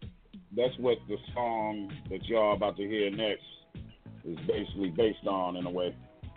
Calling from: Lansing, Michigan, United States; Lansing, Michigan.

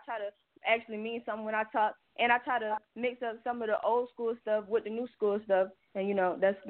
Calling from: Atlanta, Georgia, United States; I'm calling from Atlanta.

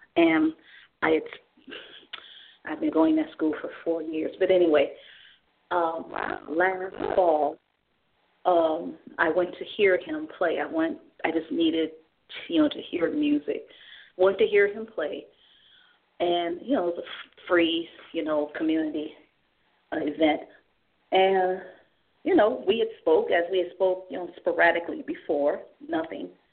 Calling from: Cleveland, Ohio, United States; I'm calling from Cleveland, Ohio.

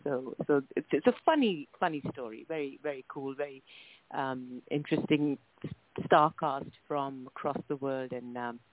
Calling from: New Delhi, Delhi, India; Right now, I'm in the capital of India, which is New Delhi, India. And this is where my family house is. This is where I'm based.

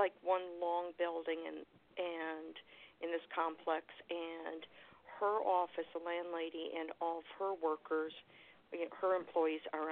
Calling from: Florida, United States; I'm calling from Florida

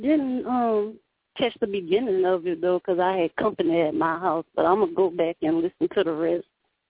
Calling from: Louisiana, United States; I'm calling from Louisiana.

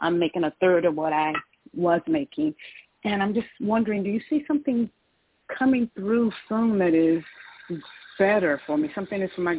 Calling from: Georgia, United States; I'm calling from Georgia.

